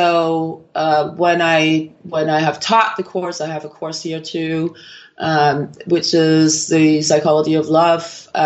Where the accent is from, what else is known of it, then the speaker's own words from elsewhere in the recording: Copenhagen, Capital Region of Denmark, Denmark; moved away as an adult; also born or lived in Miami, United States / Oslo, Norway; originally from Copenhagen in Denmark, and I actually completed a degree in neuroscience uh, in Denmark.